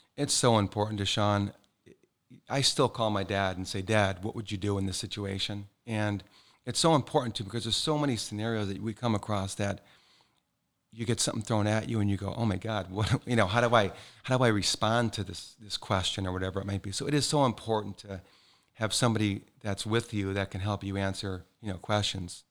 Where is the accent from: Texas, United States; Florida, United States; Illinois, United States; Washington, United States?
Illinois, United States; Calumet City; also born or lived in East Side, Chicago, Illinois; now in Naples, United States; I was born and raised in Calumet City, Illinois